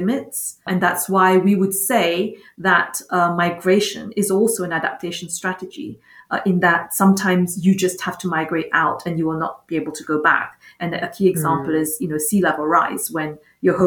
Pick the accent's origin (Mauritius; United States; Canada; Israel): Mauritius; I come from Mauritius, and in Mauritius, we have cyclones every single year